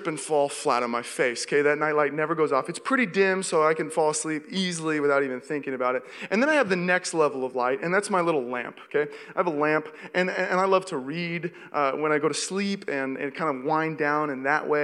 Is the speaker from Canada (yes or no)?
no; Seattle, Washington, United States; moved away as an adult; also born or lived in Los Angeles; now in Walnut Creek, United States; I grew up in Seattle